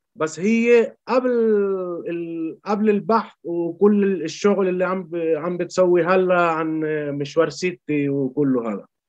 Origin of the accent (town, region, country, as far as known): Chile; born or raised there